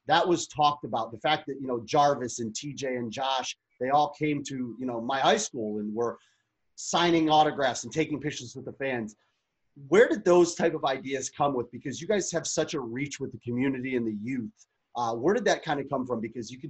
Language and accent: English; Lorain, Ohio, United States; now in Chicago, United States; I grew up in Lorain, Ohio